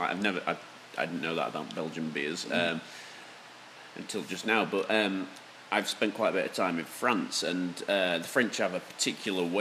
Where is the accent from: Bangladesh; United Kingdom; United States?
United Kingdom; Yorkshire and the Humber; being a Yorkshireman, you know, we're known for being a little bit tight with the brass